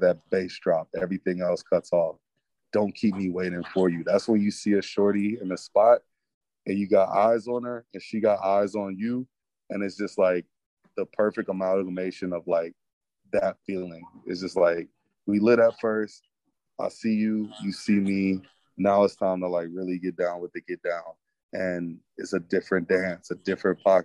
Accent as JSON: {"language": "English", "town": "Milwaukee", "region": "Wisconsin", "country": "United States", "tie": "born or raised there", "said": "a Midwesterner by heart, by way of Milwaukee, Wisconsin, it's like I grew up where my mom, she'd have parties in the living room"}